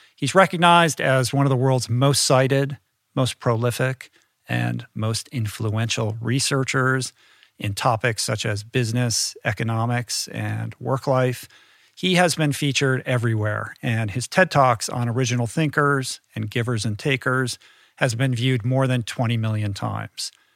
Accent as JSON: {"language": "English", "town": "Washington", "region": "District of Columbia", "country": "United States", "tie": "born or raised there", "also_born_or_lived": "Grosse Pointe, Michigan", "said": "We moved to Washington, D C when I was like seven or eight"}